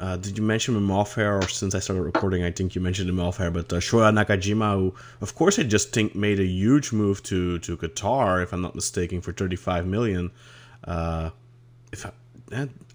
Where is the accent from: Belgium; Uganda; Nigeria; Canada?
Belgium; I'm from Belgium